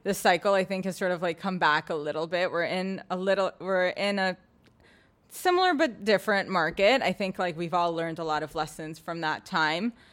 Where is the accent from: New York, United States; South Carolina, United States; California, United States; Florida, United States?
New York, United States; New York City; also born or lived in Boston; I grew up in Soho, in a loft